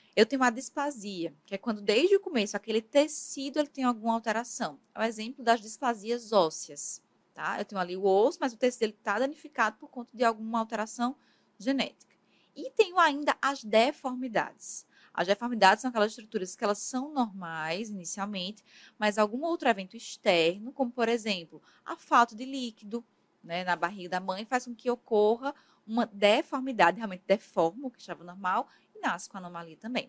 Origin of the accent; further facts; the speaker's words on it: Paraíba, Brazil; moved away as an adult; also born or lived in Ribeirão Preto, São Paulo; eu sou da Paraíba, né, mas fiz minha formação no interior de São Paulo, na USP Ribeirão Preto